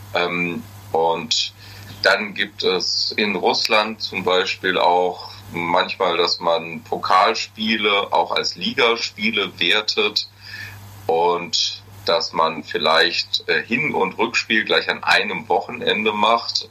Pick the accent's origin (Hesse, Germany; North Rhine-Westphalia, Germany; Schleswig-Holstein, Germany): Hesse, Germany; Ich bin kein Friese, wenn dann höchstens ein Hesse